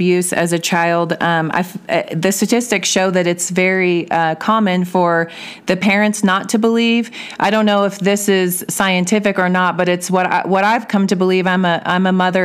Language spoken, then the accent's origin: English; Belton, Missouri, United States; moved away as an adult; also born or lived in Kansas City area; now in Woodland Park, United States; I was raised in Belton, Missouri, with my mom and my stepfather and my stepbrother